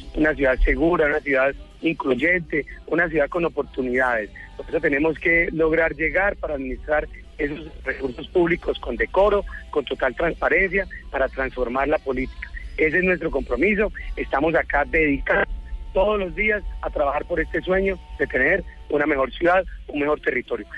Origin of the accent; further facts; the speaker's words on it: Huila, Colombia; moved away; also born or lived in Bogotá; aquí nos vinimos a esta ciudad que, que es más querida, que es más tranquila, en la cual pues es de una última vez la tierra donde yo nací